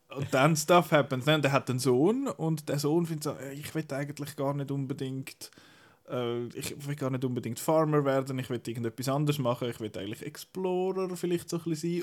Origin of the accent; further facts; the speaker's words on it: Switzerland; bei uns in der Schweiz